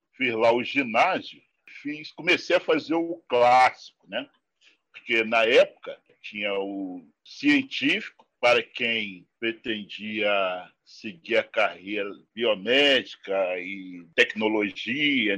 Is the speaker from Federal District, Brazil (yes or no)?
no; Rio de Janeiro, Brazil; E eu nasci na Rocinha, nasci nesse endereço aí